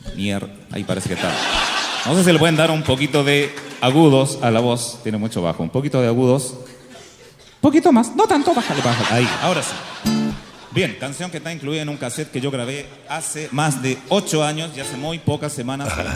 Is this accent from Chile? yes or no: yes; Chile; los chilenos somos así soñadores